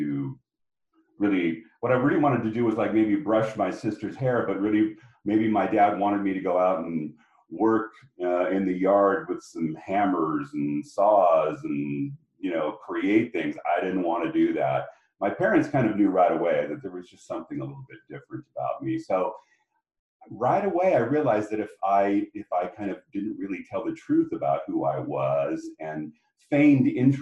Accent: Spokane, Washington, United States; I grew up in Spokane, Washington, and it was a great place to be from

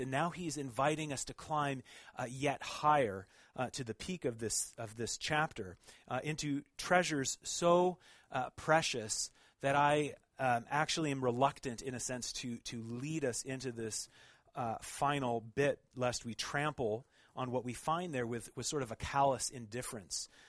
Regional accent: Oregon, United States; moved away as an adult; now in Montreal, Canada; I'm actually from Oregon

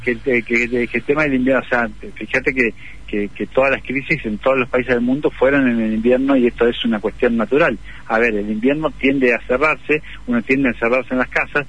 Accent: Argentina; como argentinos

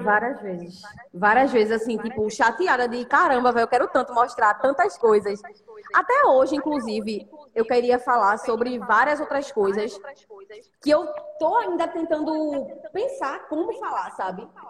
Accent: Recife, Pernambuco, Brazil; de onde eu venho, de onde eu moro

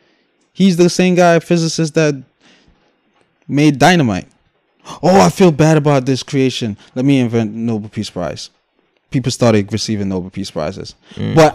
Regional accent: Guyana; moved away; also born or lived in New York City; I'm from Guyana

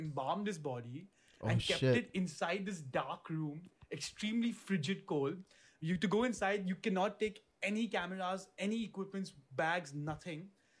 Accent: India; we're from India.

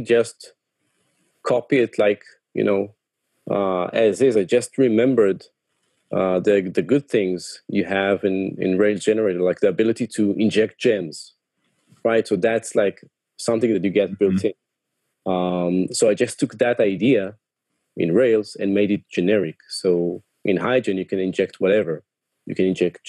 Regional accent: Tel Aviv, Tel Aviv District, Israel; I'm from Tel Aviv

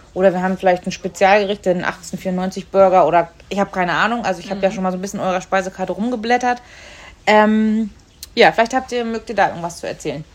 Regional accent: the North, Northern Germany, Germany; wie ich aus dem Norden

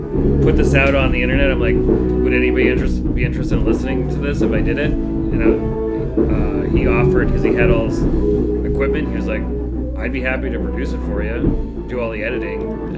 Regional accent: Upton, Massachusetts, United States; I grew up in Upton.

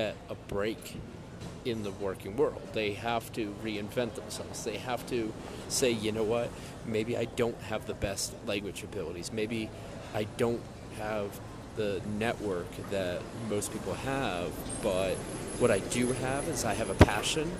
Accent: United States; first language English; moved away; And I'm an American citizen.

